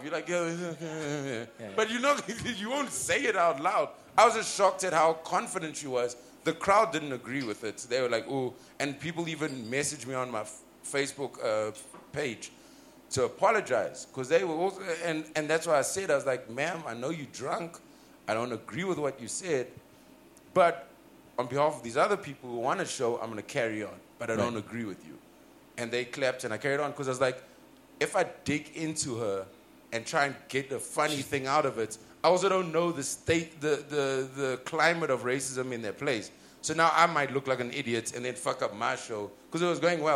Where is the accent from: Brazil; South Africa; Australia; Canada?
South Africa; I'm from Africa.